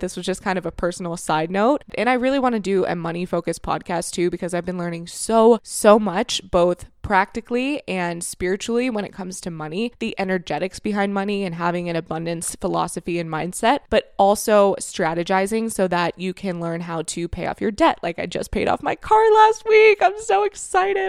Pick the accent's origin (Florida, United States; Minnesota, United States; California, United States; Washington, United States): Florida, United States; moved away as an adult; now in Canada; I grew up and I was raised in Florida from the age of of two until I was twenty-five years old